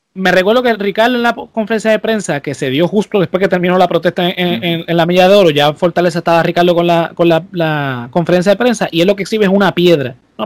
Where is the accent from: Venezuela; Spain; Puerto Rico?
Puerto Rico; En Puerto Rico, como somos colonia estadounidense